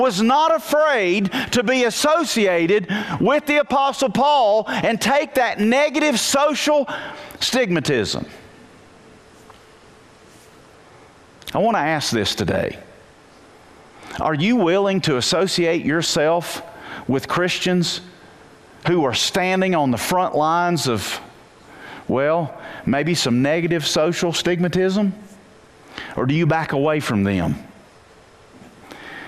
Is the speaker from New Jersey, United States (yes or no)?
no; Wilkes County, North Carolina, United States; I'm a nobody from Wilkes County. I went to West Wilkes High School, graduated, went to Appalachian